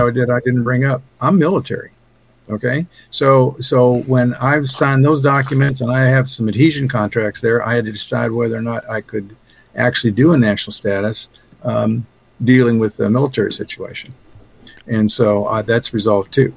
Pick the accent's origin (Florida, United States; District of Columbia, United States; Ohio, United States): Ohio, United States; I was born in 1948 in Ohio